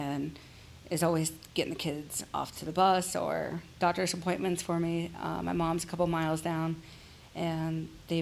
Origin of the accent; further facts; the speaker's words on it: Columbus, Ohio, United States; my hometown